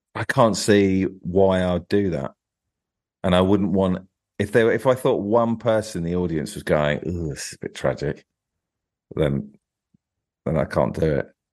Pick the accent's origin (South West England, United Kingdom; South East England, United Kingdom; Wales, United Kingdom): South East England, United Kingdom; Tunbridge Wells area, Kent; I was sort of Tunbridge Wells way